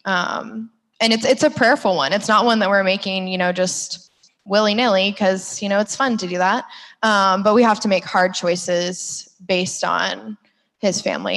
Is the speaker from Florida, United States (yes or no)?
yes; Orlando, Florida, United States; I grew up in Orlando with like your pretty average family